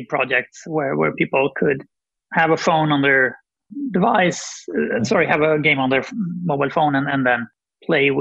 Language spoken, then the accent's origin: English; Sweden; I'm from Sweden